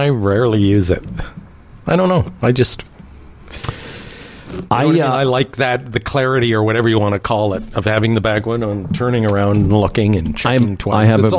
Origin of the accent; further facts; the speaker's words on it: Canada; Again, I'm a Canadian conservative, but I know when I'm getting bullshit.